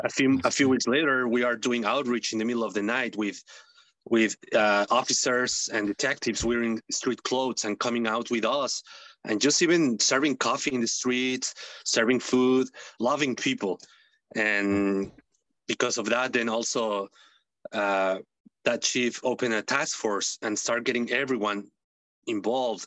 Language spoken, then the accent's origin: English; Mexico City, Mexico; English is a second language; moved away as an adult; now in Massachusetts, United States; I'm from Mexico City. I was born raised in Mexico City.